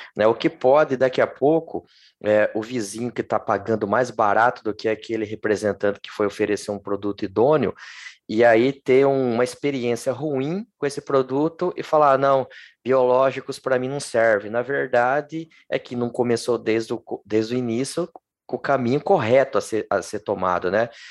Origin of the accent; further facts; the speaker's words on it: Lençóis Paulista, São Paulo, Brazil; eu sou do interior de São Paulo. Sim. E e ali na minha cidade, Lençóis Paulista